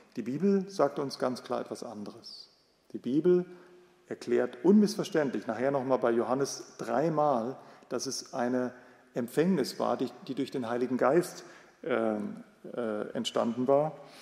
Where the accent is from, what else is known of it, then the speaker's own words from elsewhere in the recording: West Germany, Germany; Wenn wir als Westdeutsche, äh, Westdeutsche